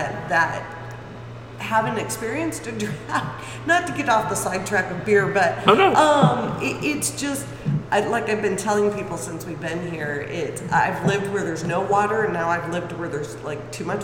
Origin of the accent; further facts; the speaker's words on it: Michigan, United States; also born or lived in California / Northern California; now in Pleasant View, United States; I'm originally from Michigan, and my parents moved to California, so we were living in California before we came here